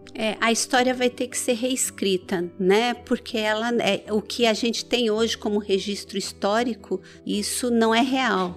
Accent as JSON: {"language": "Portuguese", "country": "Iran", "tie": "born or raised there", "also_born_or_lived": "Brazil", "moved": "yes", "lives_now": "São Caetano do Sul, Brazil", "said": "eu primeiro nasci no Irã, né? E vim para o Brasil com os meus pais"}